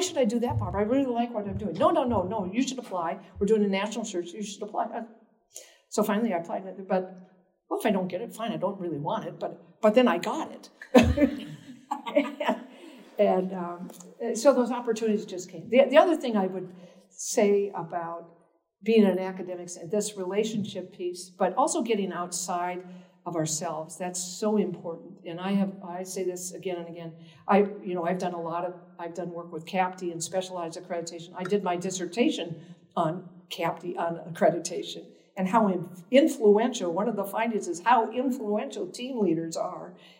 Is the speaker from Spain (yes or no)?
no; Minnesota, United States; also born or lived in Boston; now in Nebraska, United States; I grew up in Minnesota